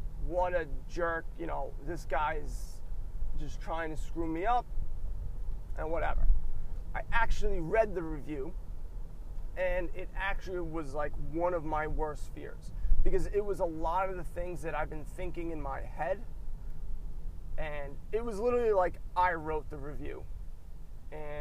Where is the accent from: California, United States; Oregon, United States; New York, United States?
New York, United States; I'm from New York